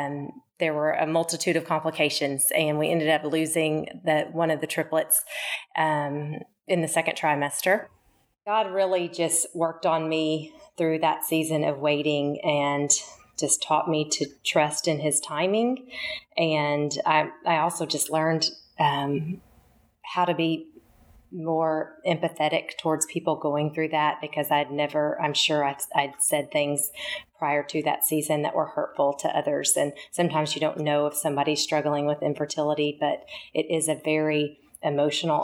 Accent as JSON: {"language": "English", "town": "Kingston Springs", "region": "Tennessee", "country": "United States", "tie": "born or raised there", "also_born_or_lived": "Memphis, Tennessee / Franklin, Tennessee / Frisco, Texas / Richardson, Texas", "moved": "as an adult", "said": "I grew up in Kingston Springs, Tennessee, on the west side of town for most of my life"}